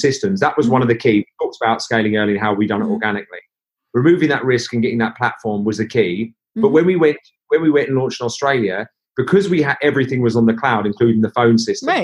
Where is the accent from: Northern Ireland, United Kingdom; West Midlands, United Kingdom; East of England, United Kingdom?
East of England, United Kingdom; Norwich; We're people from Norwich